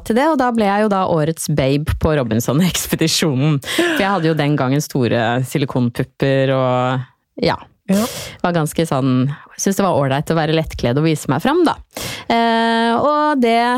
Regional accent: Trøgstad, Østfold, Norway; Jeg er jo fra Trøgstad.

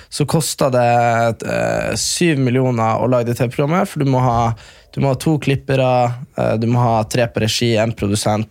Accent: near Hamarøy, Nordland, Norway; halvtime fra der vi er fra

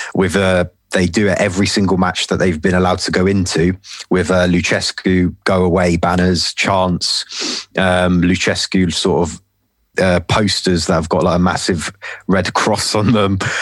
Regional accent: London, United Kingdom; I'm from London, as uh, you probably tell from my accent. Um, been born, born and bred here

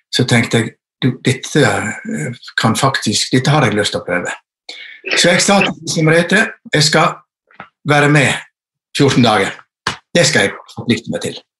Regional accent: Western Norway, Norway; also born or lived in Førde; jeg er vestlending

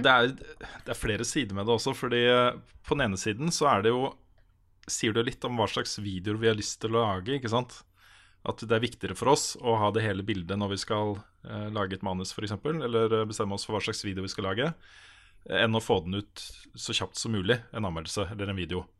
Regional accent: Moss, Østfold, Norway; moved away; Jeg er jo fra Moss

